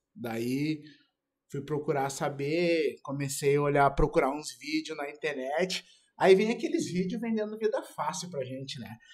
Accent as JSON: {"language": "Portuguese", "town": "Porto Alegre", "region": "Rio Grande do Sul", "country": "Brazil", "moved": "yes", "lives_now": "Santa Catarina, Brazil", "said": "Eu sou de Porto Alegre e fui morar em Santa Catarina."}